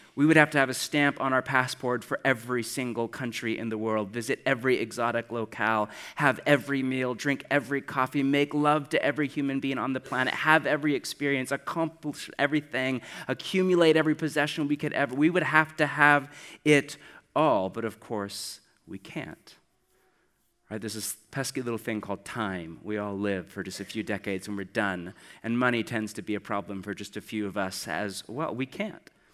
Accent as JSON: {"language": "English", "country": "United States", "said": "I'm from America"}